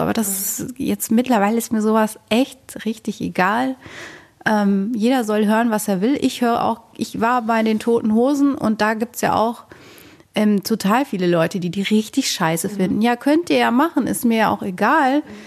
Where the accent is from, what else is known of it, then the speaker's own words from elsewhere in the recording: Rhineland, Germany; now in Bochum, Germany; ich komme eigentlich auch aus dem Rheinland